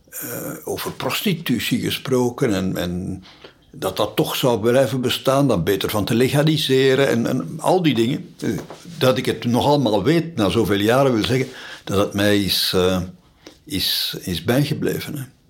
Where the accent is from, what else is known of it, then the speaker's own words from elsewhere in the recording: Sint-Stevens-Woluwe, Flanders, Belgium; Ik ben nog opgegroeid in Sint-Stevens-Woluwe